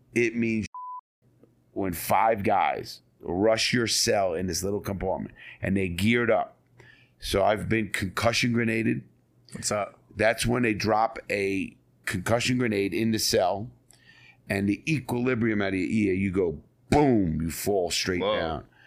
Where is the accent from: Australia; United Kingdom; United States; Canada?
United States; New York City, New York; I was born and raised in the Bronx, New York